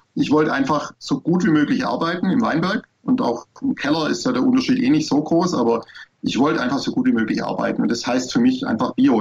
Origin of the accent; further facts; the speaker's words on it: Swabia, Baden-Württemberg, Germany; als Schwabe